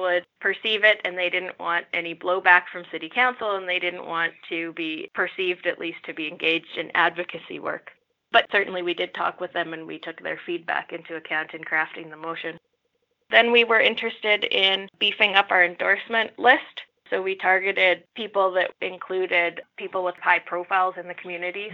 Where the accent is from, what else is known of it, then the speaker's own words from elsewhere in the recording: Saskatoon, Saskatchewan, Canada; moved away as an adult; now in Regina, Canada; I come from Saskatchewan. I come from Saskatoon. I've been living in Regina for nine years now.